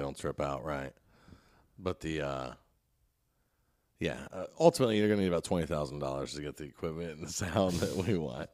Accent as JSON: {"language": "English", "region": "Indiana", "country": "United States", "said": "we're both from Indiana"}